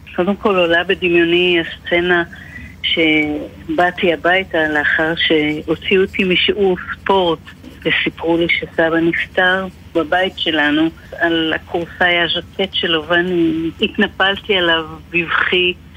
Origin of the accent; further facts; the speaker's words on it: Sha'ar HaGolan, Northern District, Israel; אנחנו גרנו בשער גולן